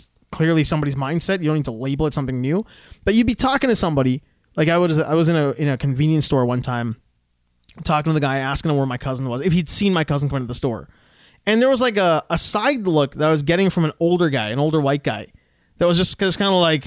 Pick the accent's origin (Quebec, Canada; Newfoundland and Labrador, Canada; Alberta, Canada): Alberta, Canada; when we were kids growing up in Alberta